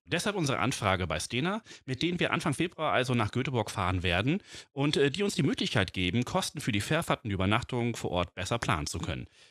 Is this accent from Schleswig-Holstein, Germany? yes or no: yes; Flensburg, Schleswig-Holstein, Germany; ich bin halt auch in Flensburg geboren, Dänemark ganz nah dran.